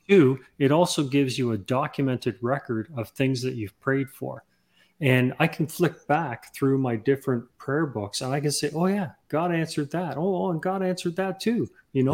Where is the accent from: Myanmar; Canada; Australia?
Canada; also born or lived in England; I'm actually from England. I was born in England and, and, uh, we immigrated to Canada when I was six years old